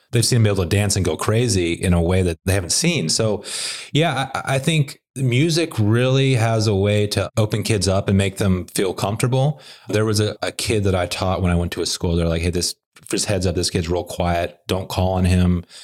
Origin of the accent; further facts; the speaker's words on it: Little Rock, Arkansas, United States; also born or lived in Conway, Arkansas; now in Nashville, United States; I grew up in Little Rock and then went to high school in a place called Conway, which is like a suburb of Little Rock, about thirty miles north